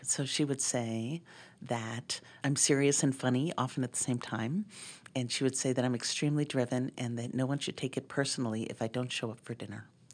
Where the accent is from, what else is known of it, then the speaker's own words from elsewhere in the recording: Boston, Massachusetts, United States; now in Montana, United States; I grew up in Boston.